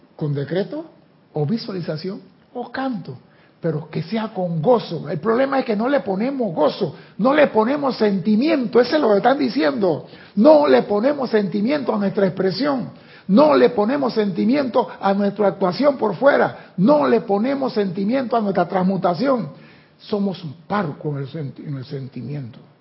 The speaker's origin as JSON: {"language": "Spanish", "country": "Panama", "said": "yo que soy chiquito de Panamá"}